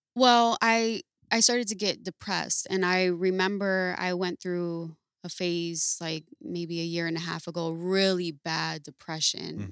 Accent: Paterson, New Jersey, United States; I'm from Patterson, New Jersey

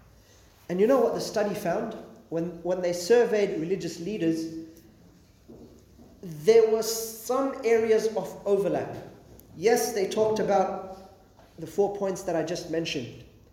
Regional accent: Australia; I'm a Muslim. What does that mean for me as an Australian as well? How do I deal with that? Am I loyal to Australia?

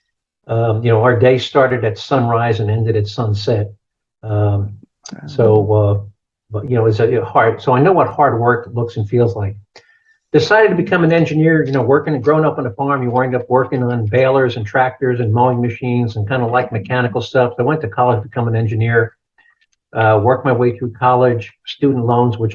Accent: New Jersey, United States; I grew up in New Jersey, kind of a middle-class, blue-collar family

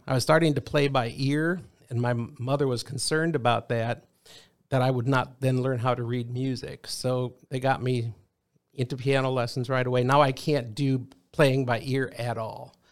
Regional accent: Rock Rapids, Iowa, United States; moved away; we were raised, both my wife and I, in the same hometown. Rock Rapids, Iowa, which is way in the northwest corner of Iowa

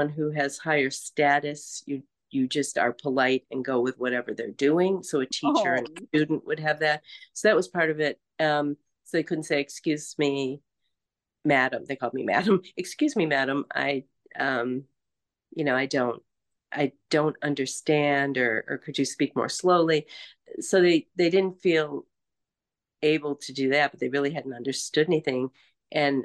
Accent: United States; also born or lived in Fiji; I'm an American

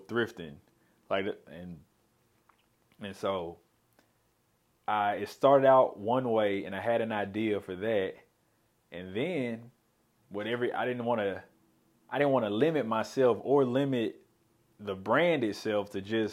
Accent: Memphis, Tennessee, United States; moved away as an adult; now in Little Rock, United States; I'm originally from Memphis

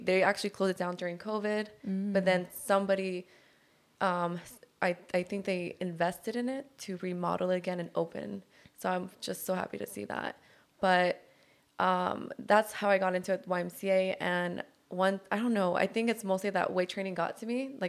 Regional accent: Downey, California, United States; now in Long Beach, United States; I am from Downey, but currently in Long Beach.

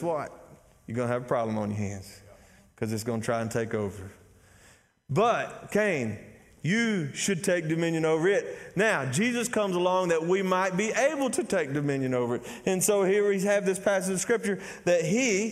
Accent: Athens, Texas, United States; I'm from Athens, Texas

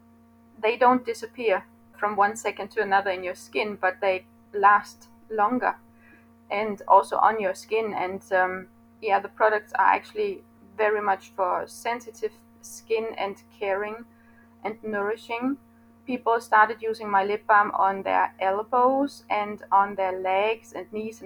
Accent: Denmark; I am from Denmark.

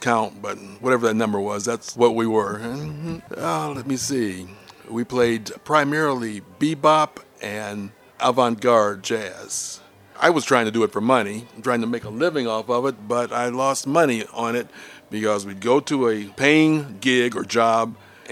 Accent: Chicago, Illinois, United States; I was born here in Chicago, Illinois, right on the lake at Michael Reese Hospital, and lived on the south side most of my childhood life, or my childhood and teenage life

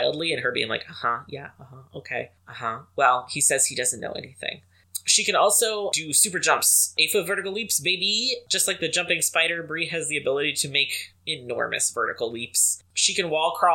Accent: Louisiana, United States; I'm from Louisiana

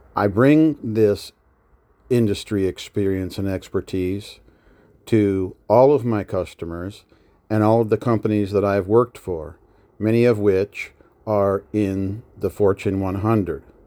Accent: Nebraska, United States; moved away as an adult; I was from Nebraska

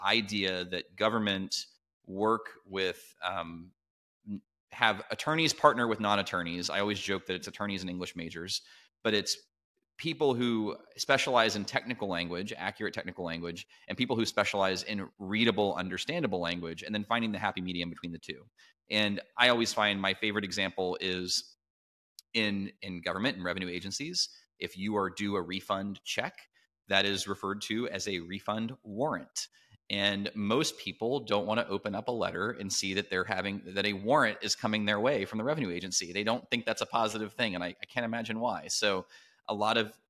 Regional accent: Midwest, United States; moved away; also born or lived in Southern US; as a Midwesterner who transplanted into the South

